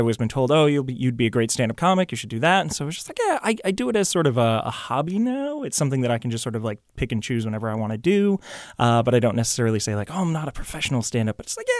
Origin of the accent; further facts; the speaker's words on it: Chelmsford, Massachusetts, United States; Grew up in Massachusetts. {S3} Okay. {S5} Specifically Chelmsford, if anybody knows where that is, but I doubt it.